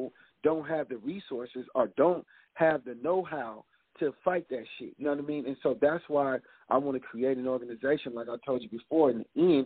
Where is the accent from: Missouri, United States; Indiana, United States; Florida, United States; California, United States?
California, United States; I'm from California